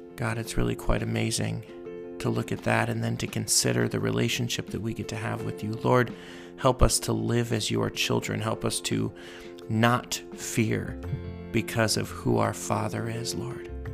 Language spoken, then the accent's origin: English; Los Angeles, California, United States; I grew up in Los Angeles